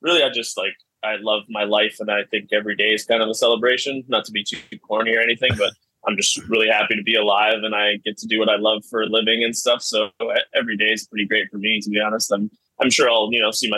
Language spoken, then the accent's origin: English; Vancouver, British Columbia, Canada; I was born in Vancouver, Canada. My parents got divorced when I was 7. So I was just raised by my mom after